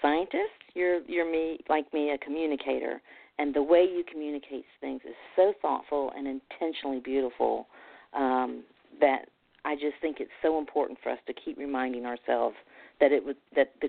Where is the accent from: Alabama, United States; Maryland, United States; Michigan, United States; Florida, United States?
Alabama, United States; being from Alabama